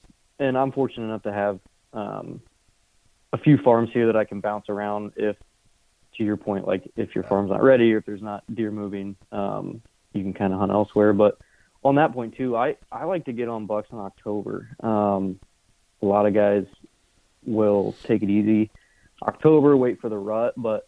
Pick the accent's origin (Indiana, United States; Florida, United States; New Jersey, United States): Indiana, United States; moved away as an adult; now in Iowa, United States; I'm from Indiana, so sold my house, quit my job, moved to Iowa.